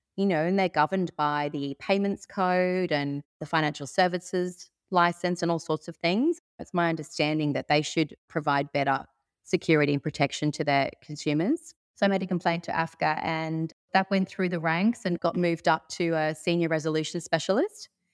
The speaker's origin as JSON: {"language": "English", "town": "Sydney", "region": "New South Wales", "country": "Australia", "moved": "as an adult", "lives_now": "Byron Bay, Australia", "said": "I'm originally from Sydney, but moved up to Byron Bay about eight years ago"}